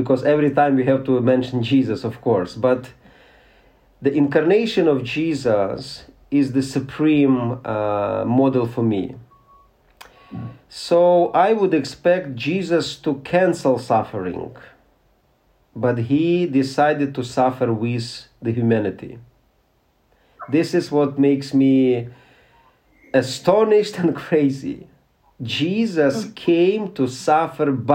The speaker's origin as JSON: {"language": "English", "town": "Bucha", "region": "Kyiv Oblast", "country": "Ukraine", "said": "I am from Bucha. My apartment is over there"}